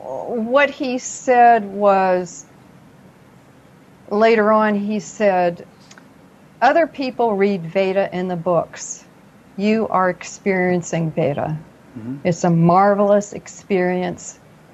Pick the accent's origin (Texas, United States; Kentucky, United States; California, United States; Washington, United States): Kentucky, United States; Paducah; born there; accent: southern; I have a residual little bit of a southern accent. I was born in Paducah, Kentucky, between two cities called Monkey's Eyebrow and Possum Trot. So there's a little bit of a twang there.